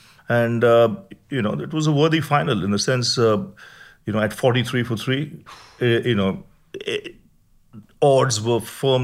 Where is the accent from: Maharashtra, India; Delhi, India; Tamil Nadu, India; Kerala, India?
Maharashtra, India; Mumbai; born there; I was born in Mumbai.